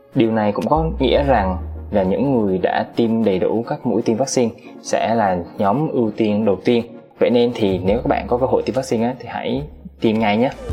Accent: Da Nang, Vietnam; now in Ho Chi Minh City, Vietnam; em là dân Đà Nẵng, em nhớ biển

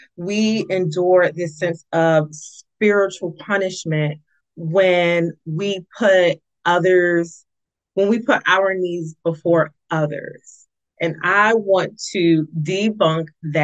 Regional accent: East Orange, New Jersey, United States; the East Orange Public Library. It's my hometown

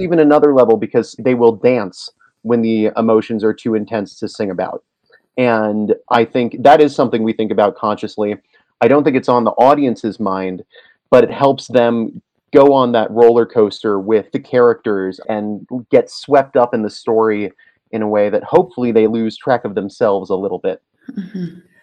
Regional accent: Maine, United States; now in Boulder, United States; I am in Boulder, Colorado at the moment, originally from Maine

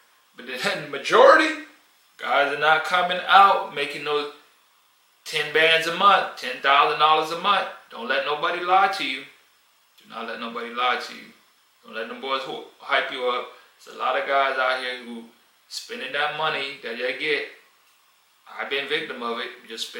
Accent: United States; moved away; I grew up in America.

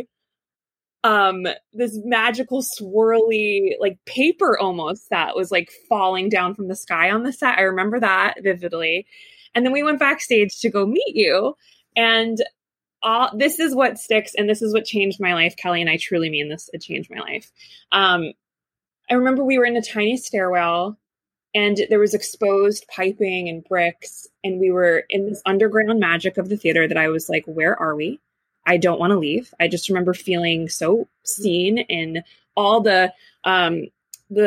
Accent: New Jersey, United States; When I was about 5 years old, I come from New Jersey

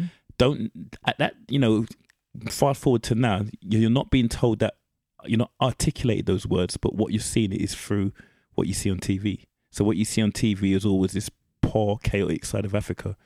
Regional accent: United Kingdom

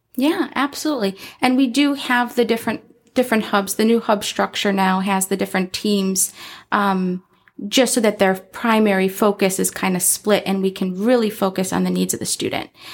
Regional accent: Chicago, Illinois, United States; moved away as an adult; now in Arizona, United States; I am from Chicago, Illinois, in the city

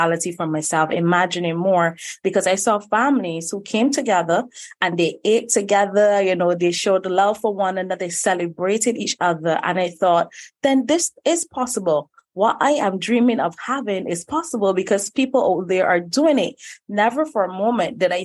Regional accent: Barbados; young girl coming from Barbados, born and raised right here

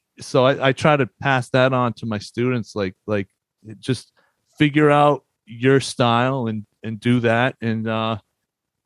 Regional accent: Boston area, Massachusetts, United States; moved away as an adult; also born or lived in Hartford, Connecticut / New York

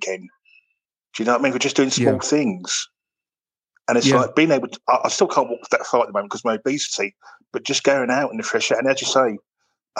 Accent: London, United Kingdom; moved away; I was brought up in London

